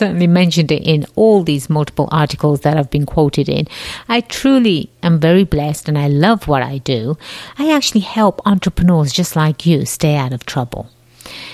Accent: England, United Kingdom; accent: slight accent; moved away as an adult; now in United States; I was born and raised in England, the jolly old land across the pond

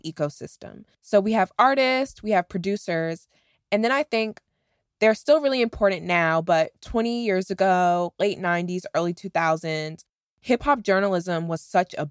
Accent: Washington, District of Columbia, United States; I'm from DC

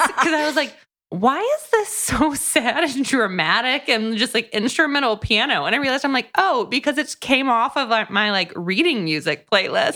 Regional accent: Tampa, Florida, United States; moved away; I grew up coastal.

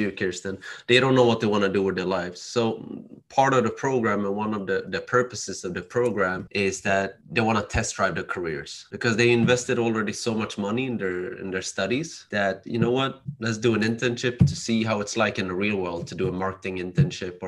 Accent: Sweden; Growing up in Sweden as an immigrant child, my parents from Cambodia.

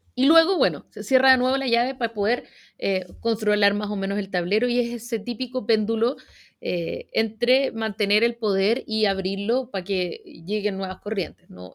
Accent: Chile; apegado a las instituciones como somos los chilenos

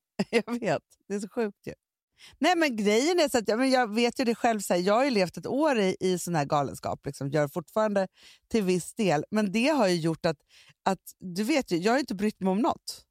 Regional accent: Stockholm, Stockholm County, Sweden; alltså vi är uppvuxna på Söder, mm. men jag har inte bott på Söder sedan jag var 17 år

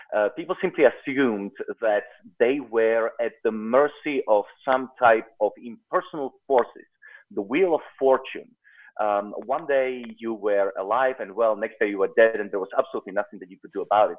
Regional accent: South Africa; also born or lived in Czechoslovakia; now in United States; I grew up in South Africa, but I wasn't born there

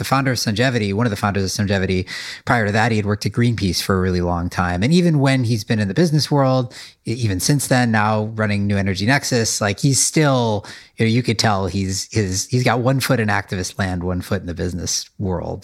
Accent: Midwest, United States; I was brought up in the Midwest

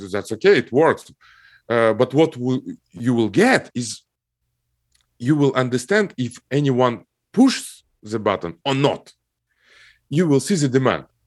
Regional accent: Almaty, Kazakhstan; moved away; I grew up in Kazakhstan, in, uh, Almaty city. It's my hometown.

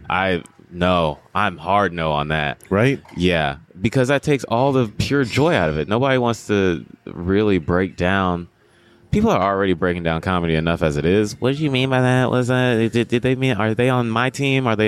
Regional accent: Greensboro, North Carolina, United States; I was raised in the South. They teach you things differently as a young black kid in the South. Like I'm from a place called Greensboro, North Carolina

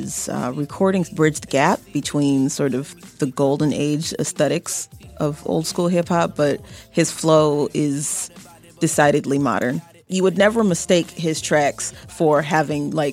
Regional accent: Chicago, Illinois, United States; As a Chicagoan

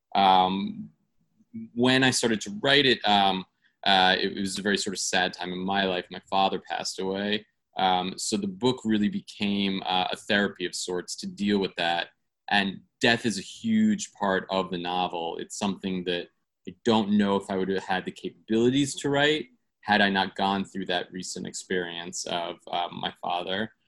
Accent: New York City, New York, United States; I'm from New York City. I live in Midtown

